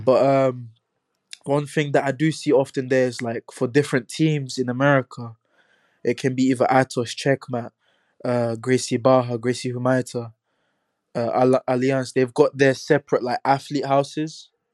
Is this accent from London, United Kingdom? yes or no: yes; London, United Kingdom; growing up in Hackney